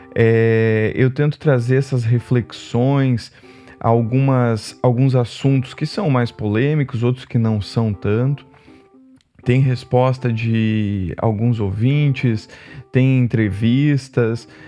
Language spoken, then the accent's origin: Portuguese; Rio Grande do Sul, Brazil; moved away; morava no Rio Grande do Sul, sou natural do Rio Grande do Sul, quando era pequeno